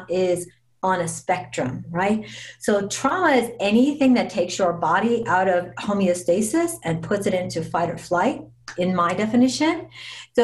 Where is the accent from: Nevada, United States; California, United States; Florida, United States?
Nevada, United States; Las Vegas; I'm born and raised in Las Vegas